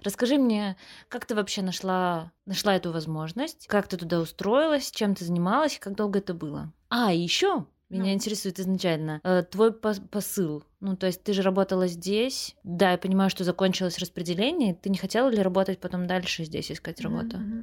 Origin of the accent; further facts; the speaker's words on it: Vitebsk, Vitebsk Region, Belarus; moved away; я сама из Витебска же.